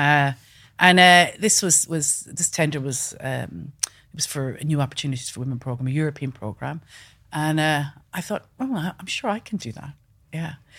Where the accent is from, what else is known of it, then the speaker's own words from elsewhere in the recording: west coast of Ireland, Ireland; moved away; when I was growing up in Ireland, really. And, um, I'm originally from the west coast of Ireland, a small farm